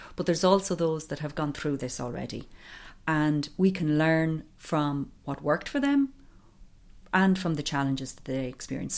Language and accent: English; County Offaly, Leinster, Ireland; now in County Wicklow, Ireland; I'm originally from County Offaly, but I have lived in County Wicklow for over twenty years now.